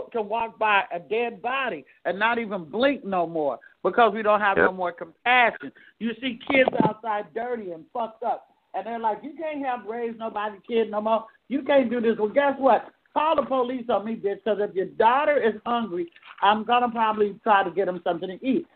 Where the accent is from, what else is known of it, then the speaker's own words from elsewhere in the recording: Oakland, California, United States; also born or lived in Castro Valley / Sacramento; I'm from East, West, and North Oakland, and that's why I fucking wrote Castro Valley was where I was educated